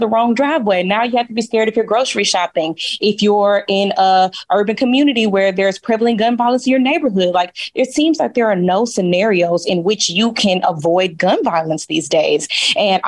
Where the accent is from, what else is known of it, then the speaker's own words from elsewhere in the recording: Dallas, Texas, United States; y'all know I'm from Dallas, Texas.